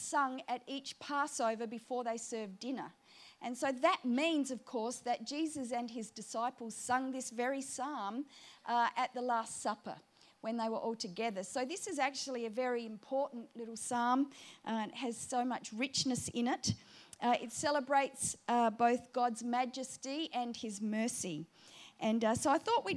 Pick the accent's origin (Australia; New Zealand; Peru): Australia; Booborowie, South Australia; accent: South Australian; now in Sydney, Australia; I come from a little town called Booberowie in between Burra and Clare